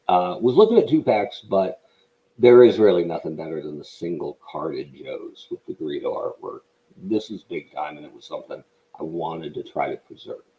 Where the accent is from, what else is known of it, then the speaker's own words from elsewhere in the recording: Oregon, United States; also born or lived in Western New York / Phoenix, Arizona / Washington, D.C.; I'm from Oregon.